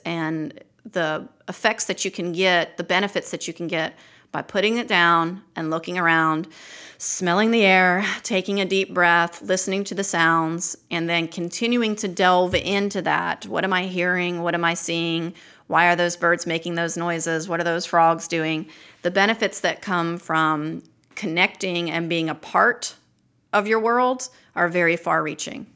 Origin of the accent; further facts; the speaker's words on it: Baltimore, Maryland, United States; also born or lived in Hooper's Island, Maryland; now in Lake Martin, Alabama, United States; I grew up in Baltimore City